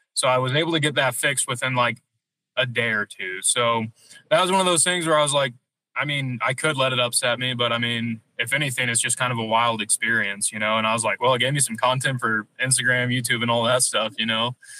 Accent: Missouri, United States; moved away as an adult; being from Missouri

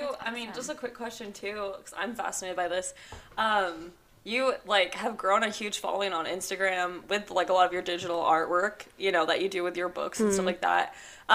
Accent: Northern California, United States; I grew up in Northern California though

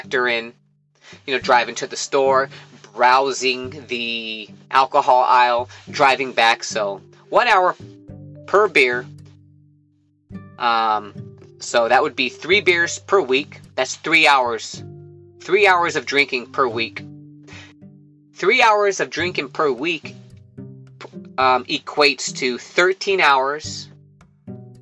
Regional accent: Livermore, California, United States; my hometown of Livermore, California

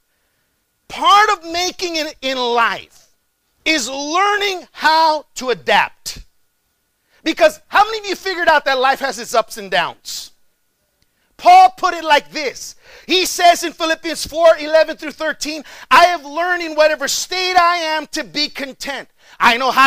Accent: McAllen, Texas, United States; moved away as an adult; also born or lived in Chicago, Illinois; I'm originally from McAllen, Texas. It's about another 3.5 hours south of here.

